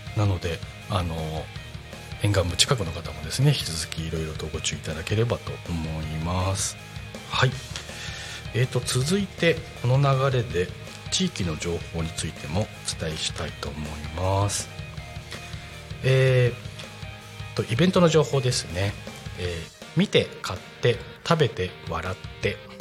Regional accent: Aichi, Japan; moved away; 僕愛知出身なんですよ

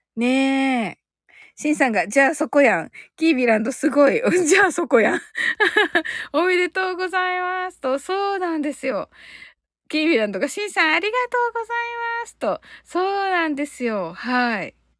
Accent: Kyushu, Japan

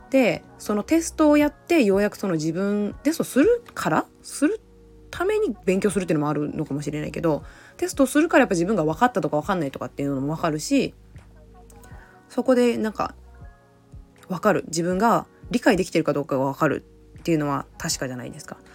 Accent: Aichi, Japan; moved away as an adult; now in Okinawa, Japan; もともと愛知県出身なんですが沖縄の離島に住んでいます

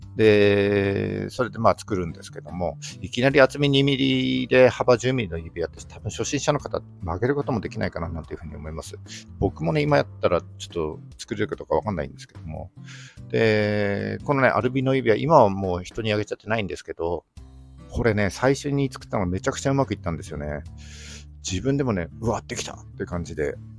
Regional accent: Yamagata, Japan; moved away as an adult; also born or lived in Sendai; 僕はですね、出身が山形なんですけども、えー、高校卒業してすぐですね、えー、仙台に出てきて

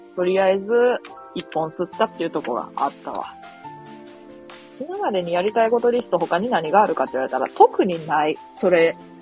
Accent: Mie, Japan; accent: Mie dialect; 三重県やからさ

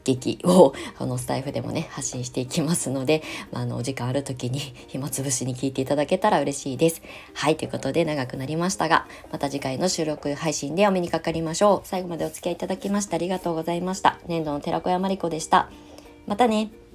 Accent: Japan; moved away as an adult; 約20年ぶりに帰ってきた故郷のその土地に

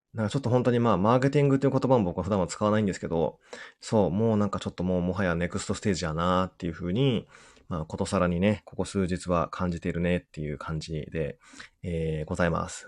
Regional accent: Udon country, Kagawa, Japan; うどんの国出身なんで

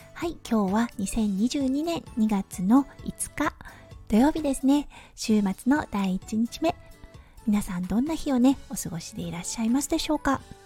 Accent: Tohoku, Japan; moved away as an adult; now in Australia; 東北出身なのでね

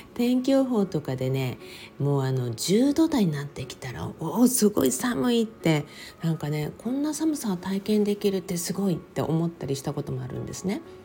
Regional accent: Okinawa, Japan; now in Los Angeles, United States; 私も沖縄生まれ沖縄育ち

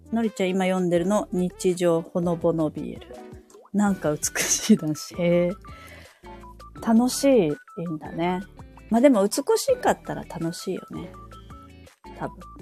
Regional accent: Saitama, Japan; moved away as an adult; also born or lived in Hiroshima Prefecture; now in Sapporo, Japan; 私はもともとあの本州出身、あの埼玉、実家が埼玉なんですけれども

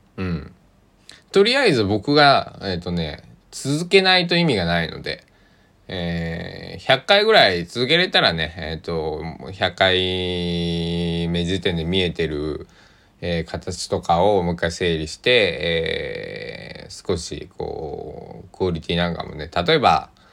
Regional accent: Tosa, Kochi, Japan; accent: Tosa dialect; also born or lived in Kagawa; 僕は土佐の高知の男

